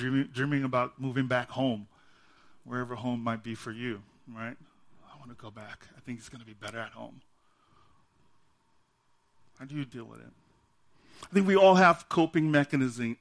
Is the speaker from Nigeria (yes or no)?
yes; Nigeria; now in United States; I'm from Nigeria